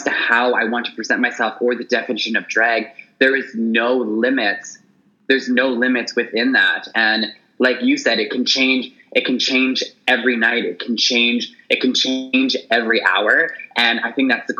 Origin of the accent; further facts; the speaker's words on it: Toronto, Ontario, Canada; moved away as an adult; also born or lived in Montreal; now in Vancouver, Canada; So I was born and raised in Toronto. I lived in Montreal for a year. I'm now in Vancouver